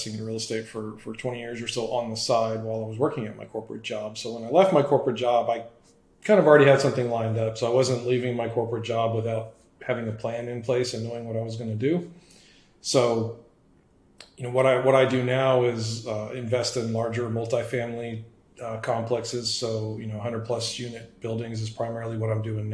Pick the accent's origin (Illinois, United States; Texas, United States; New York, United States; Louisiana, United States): Texas, United States; San Antonio; born and raised in San Antonio, Texas. So, lived here all my life